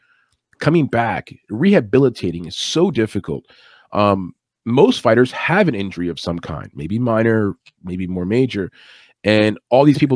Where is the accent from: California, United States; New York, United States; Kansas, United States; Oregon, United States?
New York, United States; New York City; I'm from Brooklyn, New York